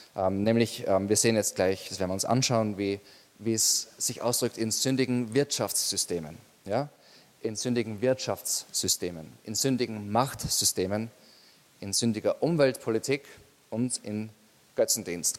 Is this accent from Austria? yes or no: yes; Austria; bei uns in Österreich